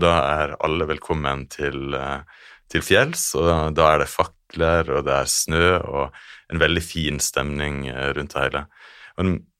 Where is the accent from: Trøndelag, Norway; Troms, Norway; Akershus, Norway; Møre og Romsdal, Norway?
Møre og Romsdal, Norway; Stranda municipality, Sunnmøre; vokst opp i eh, denne kommunen hvor ja. Geiranger ligger.